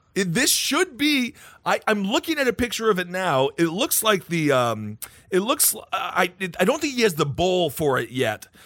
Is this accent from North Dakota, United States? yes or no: yes; North Dakota, United States; I was born in North Dakota